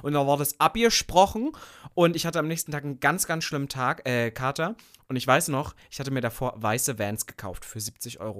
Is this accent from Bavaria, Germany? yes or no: no; Sangerhausen, Saxony-Anhalt, Germany; Nordhausen ist in der Nähe von Sangerhausen, wo ich geboren bin